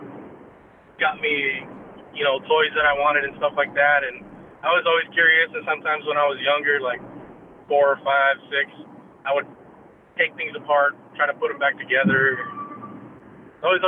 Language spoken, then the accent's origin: English; Donna, Texas, United States; first language English; also born or lived in Weslaco, Texas; I was born in Weslaco, and pretty much went back and forth between Donna and Weslaco up until actually first grade